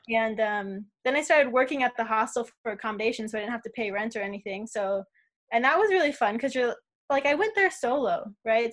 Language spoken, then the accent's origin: English; Las Vegas, Nevada, United States; moved away as an adult; now in Australia; I'm born and raised in Vegas